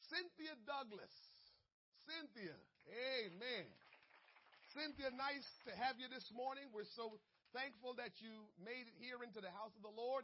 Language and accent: English; Jamaica; I'm Jamaican. I love being Jamaican, but I also know some of my peoples could be rude